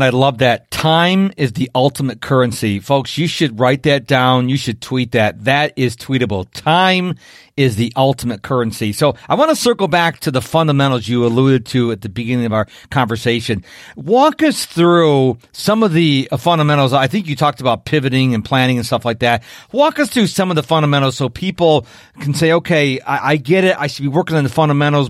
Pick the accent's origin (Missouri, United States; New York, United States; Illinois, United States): New York, United States; Rochester; now in Houston, United States; originally from Rochester, New York